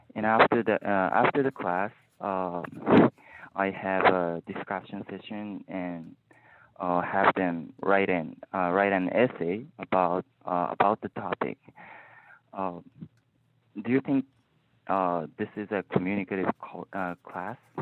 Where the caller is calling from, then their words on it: Japan; I'm calling from Japan.